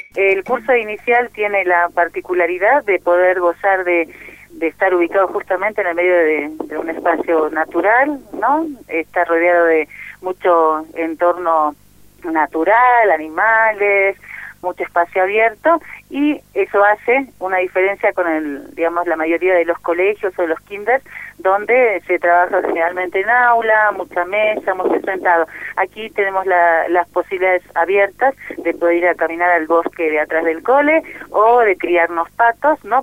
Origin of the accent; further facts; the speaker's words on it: Bolivia; soy de Bolivia